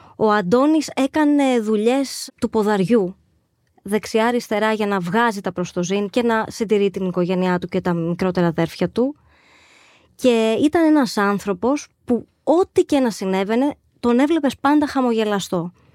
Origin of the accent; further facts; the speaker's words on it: Agios Nikolaos, Crete, Greece; ήμασταν συντοπίτες καταγόμαστε και δύο από τον Άγιο Νικόλαο Κρήτης